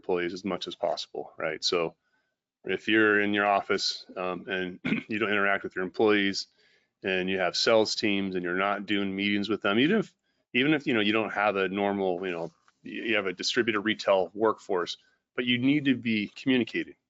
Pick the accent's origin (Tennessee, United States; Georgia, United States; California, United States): California, United States; I'm from California.